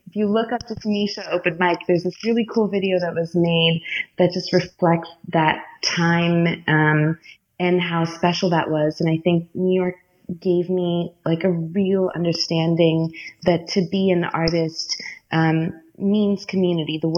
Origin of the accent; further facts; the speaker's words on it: Nigeria; born there; also born or lived in Florida; I was born in Nigeria and I'm Indian, and then we lived in Florida